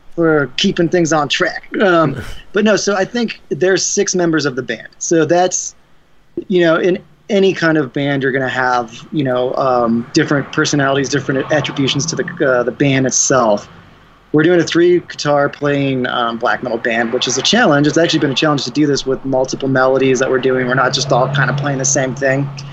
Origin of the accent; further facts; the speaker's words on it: Denver, Colorado, United States; we're from Denver, Colorado